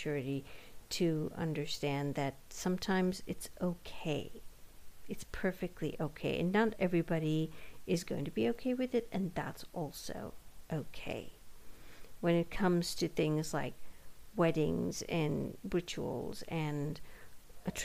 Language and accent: English; India; moved away as an adult; now in United States; born and brought up in India for most of her life and then moved to the West